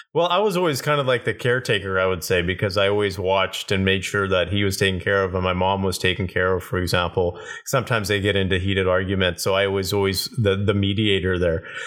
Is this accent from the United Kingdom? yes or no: no; Kelowna, British Columbia, Canada; I grew up in Kelowna, British Columbia, so super small town at that time